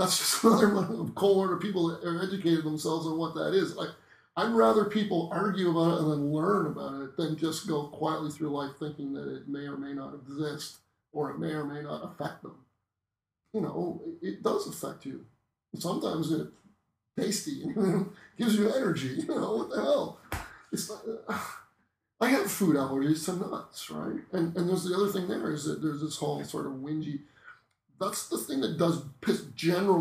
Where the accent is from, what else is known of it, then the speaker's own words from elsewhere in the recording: Norfolk County, Southern Ontario, Canada; I grew up in Norfolk County in Southern Ontario.